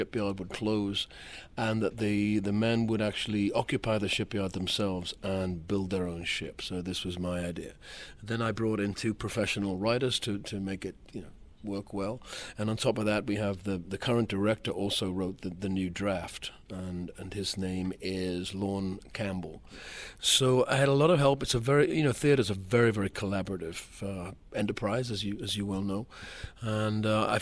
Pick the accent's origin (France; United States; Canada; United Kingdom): United Kingdom; Wallsend, North East England; moved away; my hometown